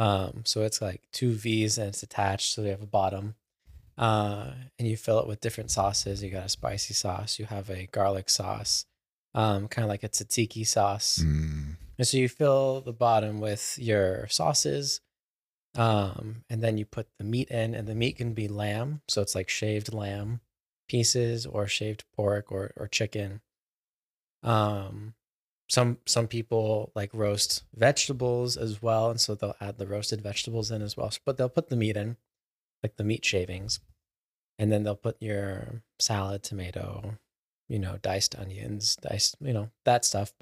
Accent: Texas, United States; Cause I was from Texas.

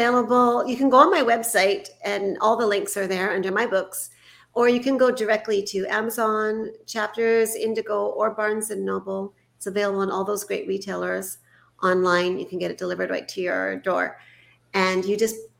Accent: Canada; I was born in Canada

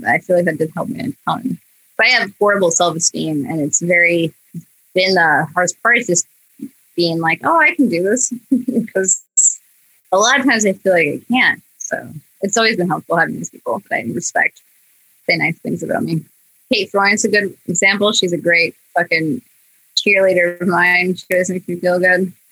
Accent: Australia; And I am Australian, so I think it's pretty sweet.

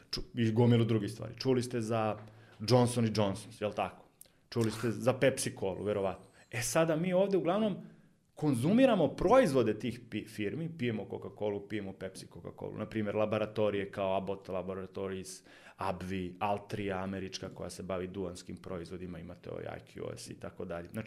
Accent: Serbia

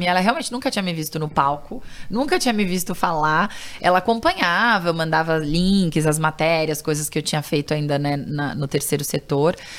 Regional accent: São Paulo, Brazil; Eu, eu nasci em São Paulo e fui criada em São Paulo

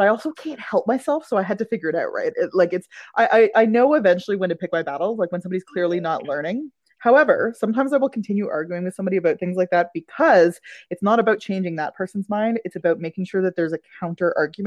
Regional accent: Ottawa, Ontario, Canada; I grew up in Ottawa

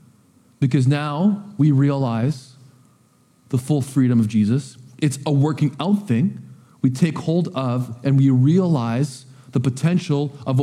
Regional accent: Coquitlam, British Columbia, Canada; now in Powell River, Canada; I was raised in Coquitlam

